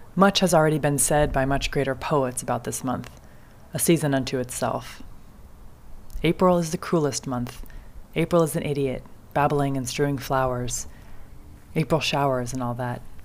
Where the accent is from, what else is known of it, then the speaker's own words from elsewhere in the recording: Kentucky, United States; moved away as an adult; now in Wisconsin, United States; I'm from Kentucky, where spring is measured by the blooms.